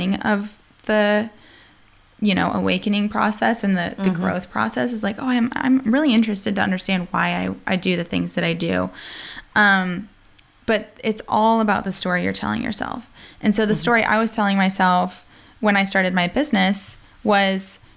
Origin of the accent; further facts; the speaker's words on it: United States; accent: a little bit of Southern accent; now in North Carolina, United States; I am American.